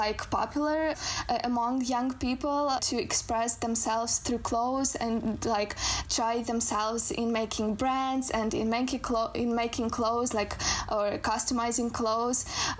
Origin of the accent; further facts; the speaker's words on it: Ukraine; English is a second language; Yes, I am actually from Ukraine. I am Ukrainian. Right now, I live in this city called Lviv.